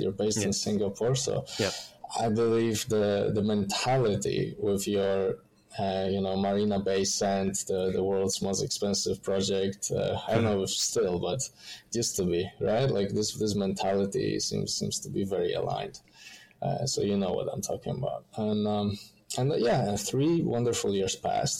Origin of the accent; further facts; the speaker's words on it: Poland; moved away as an adult; now in Melbourne, Australia; I come from Poland, Eastern Europe